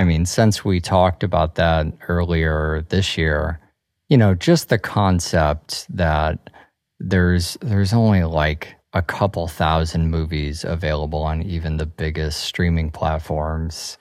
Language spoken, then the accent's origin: English; Midwest, United States; I grew up in the Midwest